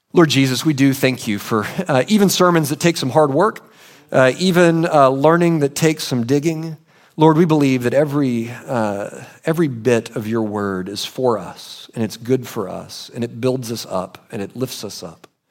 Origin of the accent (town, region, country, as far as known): United States